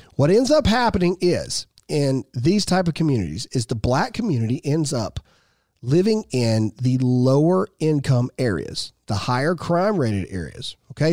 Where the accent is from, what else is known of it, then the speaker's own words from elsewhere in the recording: Mississippi, United States; I'm a redneck from Mississippi who came from a broken home that has a high school education